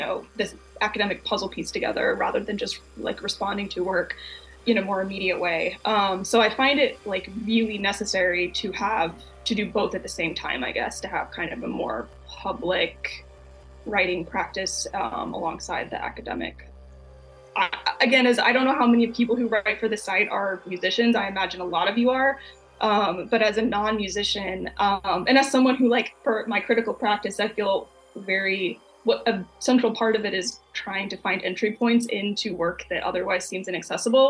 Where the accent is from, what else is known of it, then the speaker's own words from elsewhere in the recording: Texas, United States; now in Chicago, United States; I'm from Texas